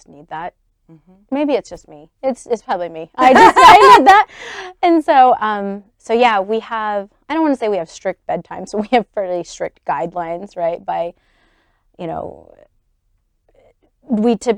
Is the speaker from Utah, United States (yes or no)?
yes; Salt Lake City, Utah, United States; also born or lived in Memphis, Tennessee; they moved to Salt Lake here. And we've been here ever since